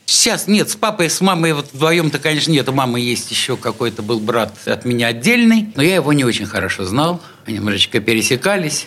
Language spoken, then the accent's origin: Russian; Saint Petersburg, Russia; я родился как бы вот в самом, что ни на есть Петербурге, в самом, что ни на есть центре